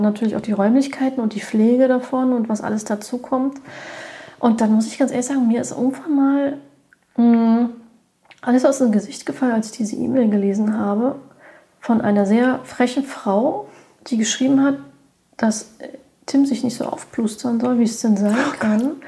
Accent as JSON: {"language": "German", "country": "Germany", "said": "bei uns in Deutschland"}